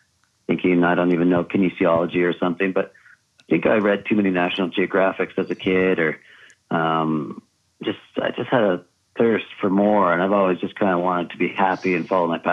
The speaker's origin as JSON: {"language": "English", "area": "just south of Montreal", "region": "Quebec", "country": "Canada", "tie": "born or raised there", "said": "I grew up just south of Montreal in Quebec"}